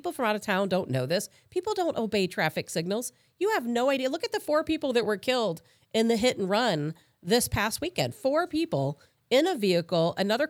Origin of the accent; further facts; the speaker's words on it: Chicago suburbs, Illinois, United States; I grew up in the Chicago suburbs also.